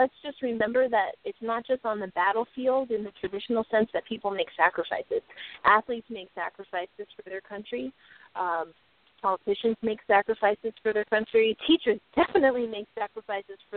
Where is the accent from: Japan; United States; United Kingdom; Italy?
United States; I'm very proud to be from America.